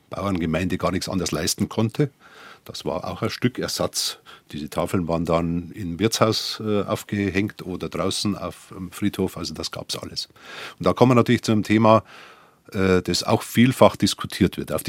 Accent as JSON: {"language": "German", "town": "Dachau", "region": "Bavaria", "country": "Germany", "said": "Und ich kann dazu sagen, ich bin ja aus Dachau und war äh, auch zehn Jahre Kreisheimabpfleger von Dachau"}